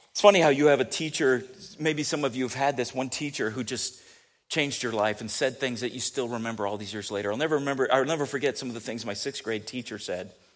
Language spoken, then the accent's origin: English; San Diego, California, United States; moved away; also born or lived in Kansas City; I did grow up a lot in San Diego, but not all, right?